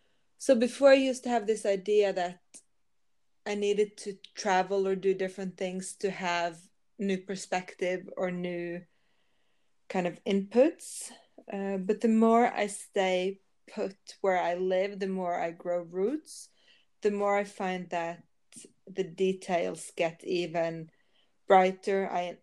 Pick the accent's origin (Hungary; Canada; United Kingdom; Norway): Norway; accent: Norwegian; English is a second language; No, yeah, I'm from Norway. I live in Norway, so that's why I have the accent.